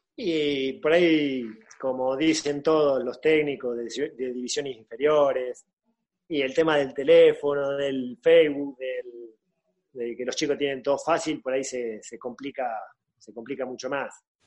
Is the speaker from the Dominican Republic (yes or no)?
no; Argentina; moved away as an adult; also born or lived in Spain; yo me vine acá a darle una mano al club donde yo nací